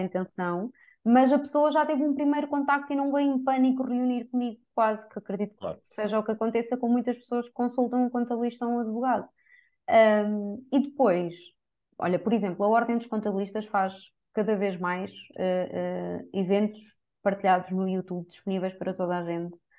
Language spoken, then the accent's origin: Portuguese; Coimbra, Centro, Portugal; Eu sou de Coimbra.